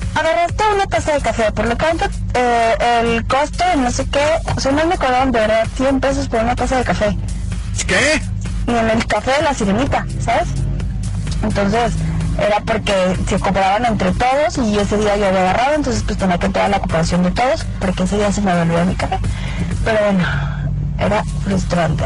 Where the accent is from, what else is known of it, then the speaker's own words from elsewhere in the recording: Guadalajara, Jalisco, Mexico; yo ya soy de Guadalajara